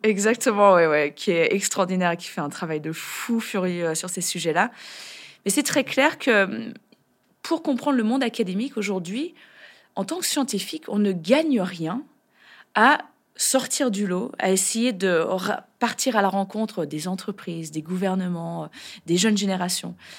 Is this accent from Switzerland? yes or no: no; France; chez nous, en France